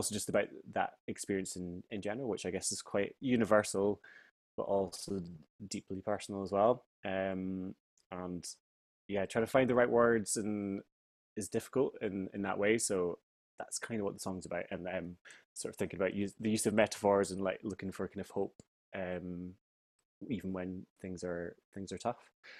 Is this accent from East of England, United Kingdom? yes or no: no; Finchley, London, United Kingdom; like growing up in Finchley in the village that I am right now.